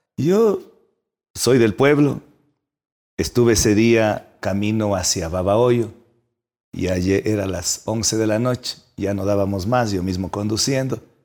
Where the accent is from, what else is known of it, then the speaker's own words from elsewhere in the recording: Ecuador; Yo nací en el Huasipungo